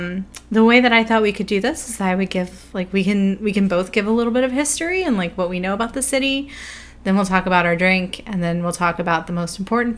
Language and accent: English; Richmond, Virginia, United States; accent: Southern; I grew up in Chesterfield County.